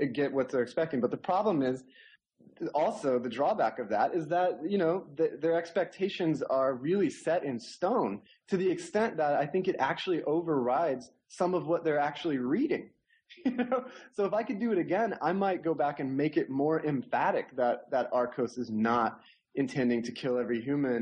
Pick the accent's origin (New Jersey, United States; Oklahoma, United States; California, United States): Oklahoma, United States; grew up in Oklahoma, and I was, you know, I'm a little bit Cherokee, like everybody in Oklahoma, and I grew up in the Cherokee Nation